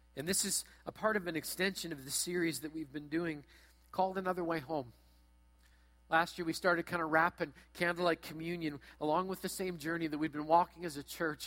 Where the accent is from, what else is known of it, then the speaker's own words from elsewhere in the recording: Brandon, Manitoba, Canada; as you enter into my hometown, you're going to go past a hotel, past a car lot